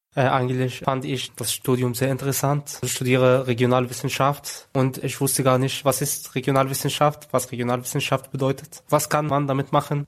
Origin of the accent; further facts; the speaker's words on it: Egypt; moved away as an adult; now in Germany; in Ägypten, wo ich herkomme